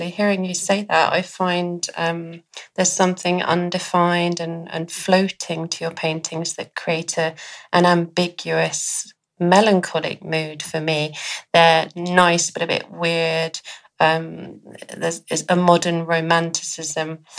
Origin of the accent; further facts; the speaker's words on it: Montpellier, Occitania, France; English is a second language; moved away as an adult; also born or lived in Paris, France; now in Los Angeles, United States; I grew up in south of France, in Montpellier.